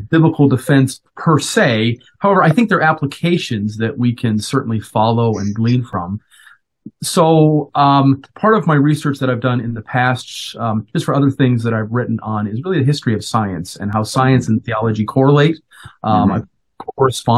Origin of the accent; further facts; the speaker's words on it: Colorado, United States; moved away as an adult; now in Minnesota, United States; Originally, I'm from Colorado. I was born and raised